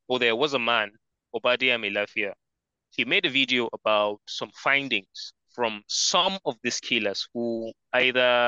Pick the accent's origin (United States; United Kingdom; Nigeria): Nigeria; it was in Kaduna State, barely maybe 50 kilometers from my hometown